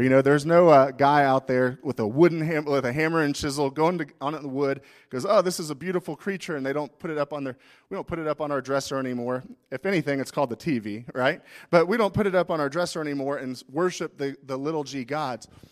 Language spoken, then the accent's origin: English; United States; we're American